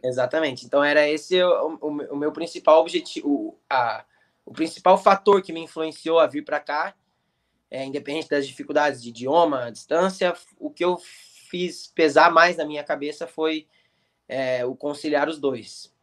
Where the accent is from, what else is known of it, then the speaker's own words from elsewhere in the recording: Curitiba, Paraná, Brazil; moved away as an adult; now in United States; comecei lá, fiz minha base, minha base de, de futebol inteira lá. É, fiquei lá dos meus 9 aos 15 anos